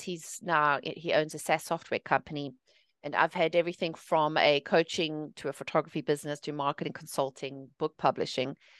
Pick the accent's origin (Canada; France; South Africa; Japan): South Africa; moved away as an adult; also born or lived in England; now in United States; I'm originally from South Africa. I was born and raised there.